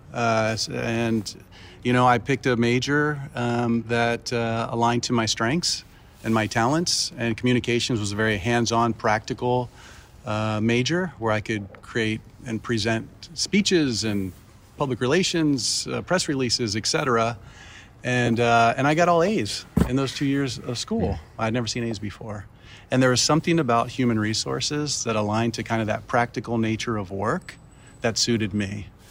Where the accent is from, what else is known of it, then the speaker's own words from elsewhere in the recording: Baltimore, Maryland, United States; moved away; also born or lived in Miami / Ecuador (family); I grew up in Baltimore